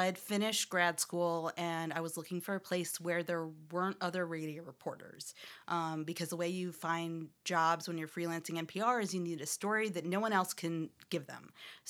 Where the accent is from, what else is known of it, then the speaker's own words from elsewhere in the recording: Albany, New York, United States; also born or lived in Shreveport, Louisiana; I was born in Louisiana, Shreveport, Louisiana, which is pretty rural, and lived there until like the beginning of elementary school, and then moved up north to Albany, New York.